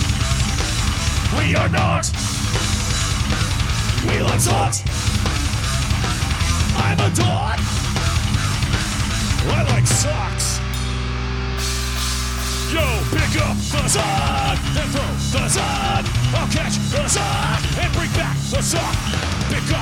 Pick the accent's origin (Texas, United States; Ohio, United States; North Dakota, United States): Texas, United States; I am from Texas